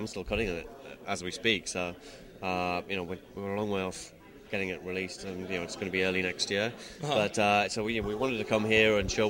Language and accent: English; Newcastle upon Tyne, North East England, United Kingdom; I'm from Newcastle in the UK.